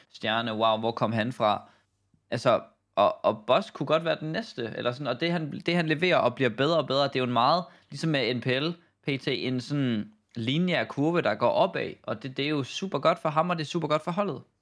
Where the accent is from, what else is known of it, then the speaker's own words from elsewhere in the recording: Denmark; som dansker